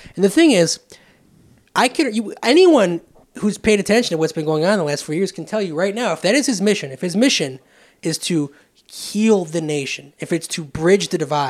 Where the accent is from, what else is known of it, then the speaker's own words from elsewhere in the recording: Romeo, Michigan, United States; moved away; when I was in my hometown of Romeo